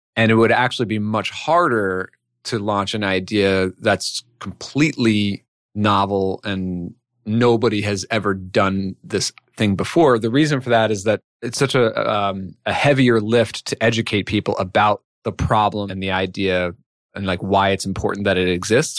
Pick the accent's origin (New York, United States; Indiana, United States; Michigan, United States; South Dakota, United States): New York, United States; moved away as an adult; also born or lived in Chicago; now in Connecticut, United States; I'm from New York originally.